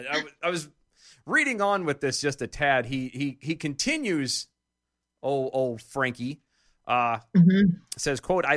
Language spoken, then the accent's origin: English; Texas, United States; In my home state of Texas, thanks to these trap laws that make it harder for providers to offer the full spectrum of reproductive care, more than a quarter of our family planning clinics have closed.